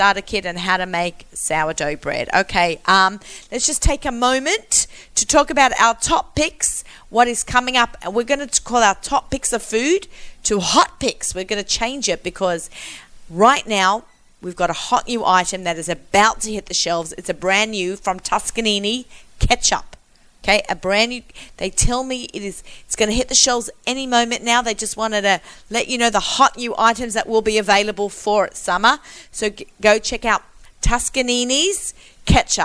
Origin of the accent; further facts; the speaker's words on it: Australia; I'm Australian